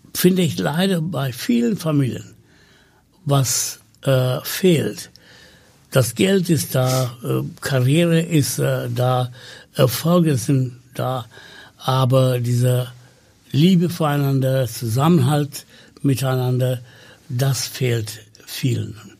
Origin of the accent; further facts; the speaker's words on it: Sri Lanka; first language Tamil; German is a second language; moved away as an adult; now in Hamburg, Germany; ich komme aus Sri Lanka